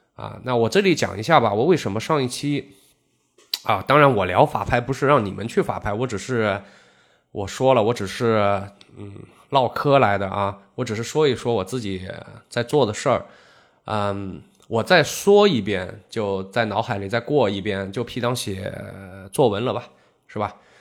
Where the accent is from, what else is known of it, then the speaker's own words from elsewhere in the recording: Zhejiang, China; 我们浙江